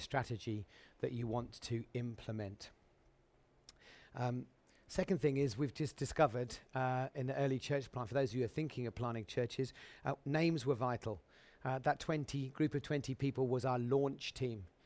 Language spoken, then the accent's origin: English; Suffolk, East of England, United Kingdom; a little assembly in Suffolk where I grew up